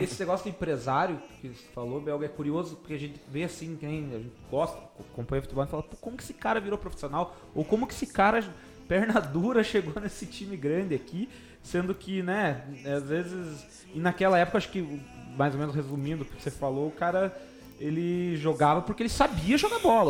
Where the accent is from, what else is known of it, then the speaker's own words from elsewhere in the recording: União da Vitória, Paraná, Brazil; já moramos aqui há 21 anos e eu tenho 20, vou fazer 30, de 21 tô aqui